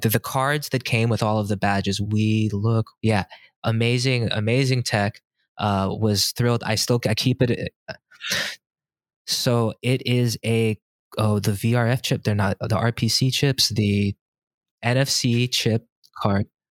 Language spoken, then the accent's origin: English; California, United States; moved away as an adult; also born or lived in San Diego / Inland Empire / Los Angeles / Boston; coming from California, only having lived in California, San Diego, the, then the I E, L